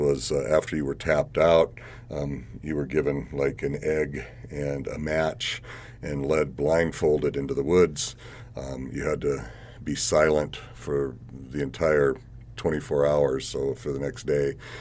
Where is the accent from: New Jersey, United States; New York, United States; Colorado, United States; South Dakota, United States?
South Dakota, United States; Rapid City; that was where I was raised in West Rapid